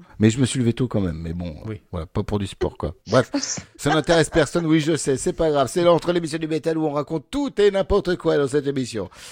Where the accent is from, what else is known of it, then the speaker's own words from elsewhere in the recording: Normandy, France; je viens de Normandie